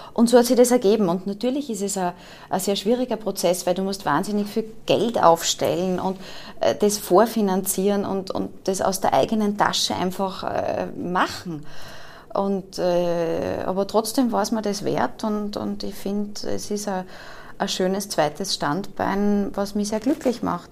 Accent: Austria; accent: Austrian; also born or lived in Vorarlberg / Germany; wir sind Österreicher und unser Problem ist mit der österreichischen Sprache

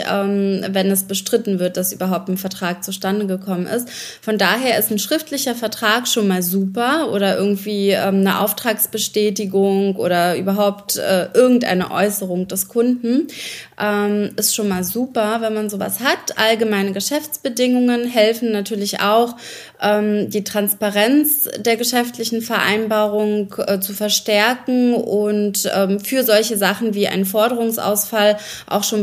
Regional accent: Ukraine; now in Germany; Ich komme ursprünglich aus der Ukraine, bin eigentlich Berlinerin seit, ich glaube, ähm, seit meiner Migration fast äh, 27 Jahre

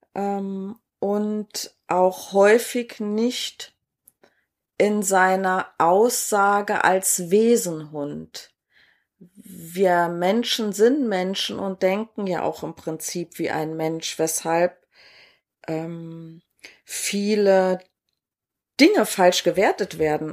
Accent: Saarland, Germany; moved away; ich bin ja ursprünglich aus dem Saarland und da heißt es alle hopp

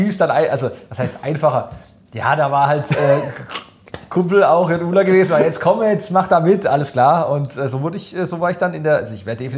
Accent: Weingarten, Baden-Württemberg, Germany; Gleichzeitig als Beispiel mal mein Heimatort Weingarten, der direkt äh, an, an Karlsruhe grenzt.

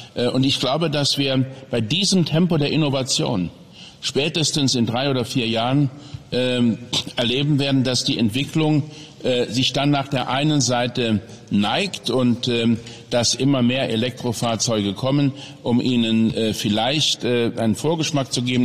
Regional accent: Saarland, Germany; in meiner Heimat, in meinem Wahlkreis, in meinem kleinen Häuschen

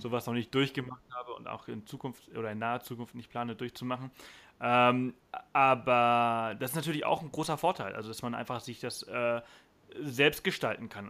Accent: Germany

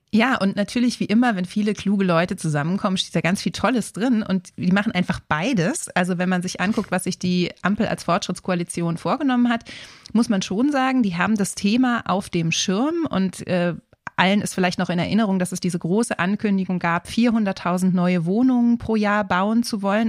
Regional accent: Berlin, Germany; Jetzt muss ich ja als Berlinerin

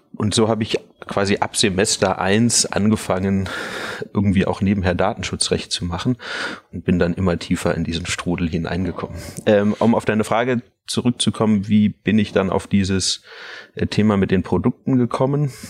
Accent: Munich, Bavaria, Germany; im Umfeld, wo ich aufgewachsen bin, in München

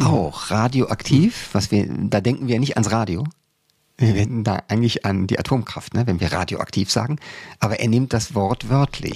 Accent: Cologne, North Rhine-Westphalia, Germany; now in Berlin, Germany; jeder Wessi, und ich bin einer äh, als Kölner

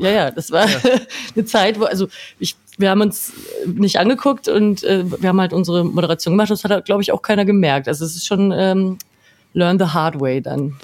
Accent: a small village 20 km outside Nuremberg, Bavaria, Germany; moved away as an adult; Ehrlicherweise bin ich nicht direkt in Nürnberg aufgewachsen, sondern äh, in einem kleinen Dorf 20 Kilometer außerhalb.

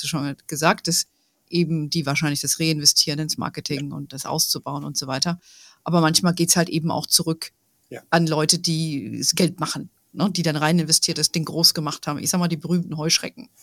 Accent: Germany; bei uns in Deutschland

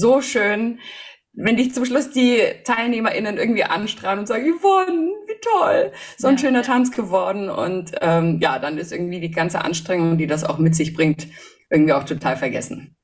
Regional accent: Hof, Bavaria, Germany; moved away; ich bin in Hof geboren, wohne da jetzt auch wieder seit zwei Jahren

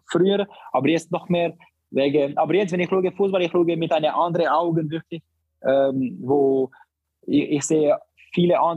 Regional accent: Barcelona, Catalonia, Spain; German is a second language; ich bin in Barcelona aufgewachsen

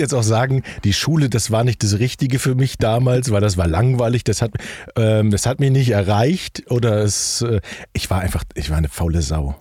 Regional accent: North Rhine-Westphalia, Germany; moved away as an adult; also born or lived in Hilden / Wuppertal / Düsseldorf / Hamburg; Ich komme aus dem Rheinland

